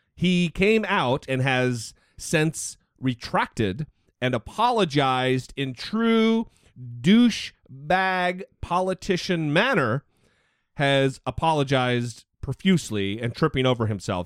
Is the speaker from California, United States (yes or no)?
no; Idaho, United States; my home state of Idaho